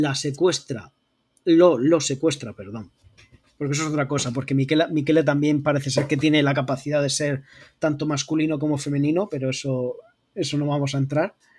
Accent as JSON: {"language": "Spanish", "region": "Region of Murcia", "country": "Spain", "accent": "Murcian", "said": "me dedico profesionalmente a disimular mi acento murciano"}